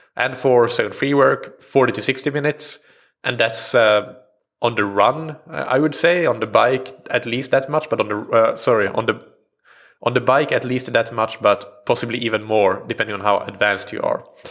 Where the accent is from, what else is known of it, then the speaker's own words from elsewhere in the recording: Sweden; first language Swedish; English is a second language; Swedish as, at first, which, uh, of course, is my native language